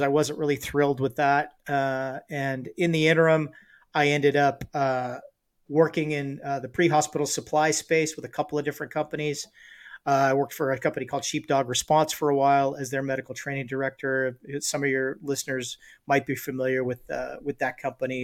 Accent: Los Angeles, California, United States; also born or lived in Tehachapi, California; spent the first eleven years of my life mostly in the Los Angeles area

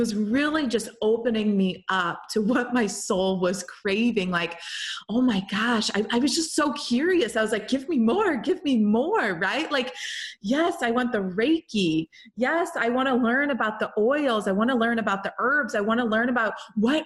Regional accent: St. Louis, Missouri, United States; moved away as an adult; also born or lived in Milan, Italy; St. Louis, Missouri, my hometown

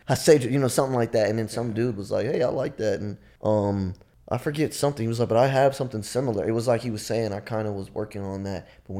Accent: Nigeria; it was about when people find out I'm Nigerian, they're like, oh, I thought you were regular black.

